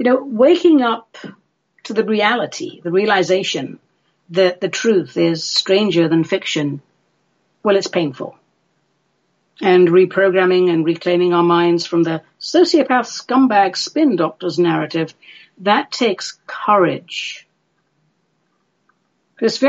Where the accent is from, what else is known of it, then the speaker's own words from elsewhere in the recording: United Kingdom; I'm British